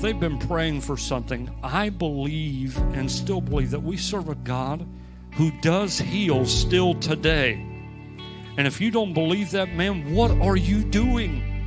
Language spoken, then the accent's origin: English; United States; I'm from America